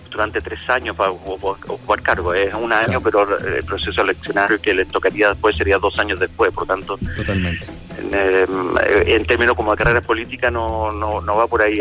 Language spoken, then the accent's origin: Spanish; Chile; nosotros como, como sociedad chilena